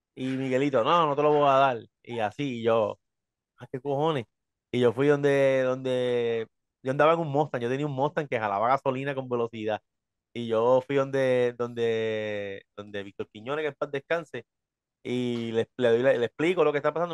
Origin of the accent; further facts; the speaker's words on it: Hatillo, Puerto Rico; yo soy de Atillo, en Atillo hay un festival de máscaras